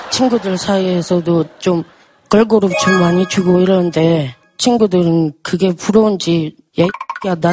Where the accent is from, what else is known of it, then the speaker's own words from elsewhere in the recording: Gimhae, South Gyeongsang, South Korea; 김해에서 온 주민이라고 합니다.